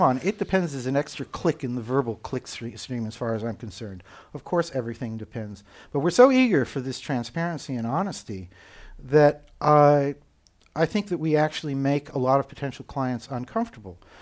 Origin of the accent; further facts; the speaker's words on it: United States; accent: American; moved away as an adult; now in Copenhagen, Denmark; despite my American accent, uh, I am, in fact, German citizen. I live in Copenhagen, Denmark